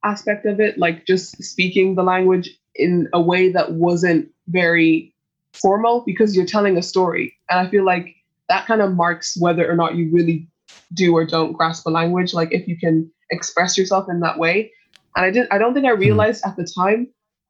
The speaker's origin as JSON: {"language": "English", "town": "Dublin", "region": "Leinster", "country": "Ireland", "tie": "born or raised there", "said": "I was born and raised in Dublin"}